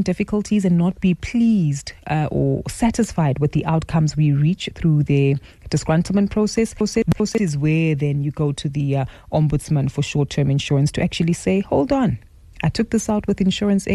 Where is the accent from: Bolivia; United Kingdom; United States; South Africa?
South Africa; as South African citizens